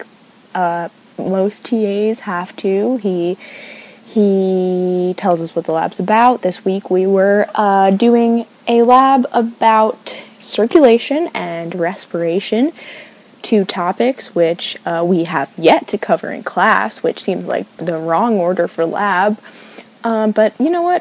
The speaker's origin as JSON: {"language": "English", "region": "New York", "country": "United States", "moved": "as an adult", "lives_now": "Oregon, United States", "said": "I'm in Oregon, and honestly, I'm from New York"}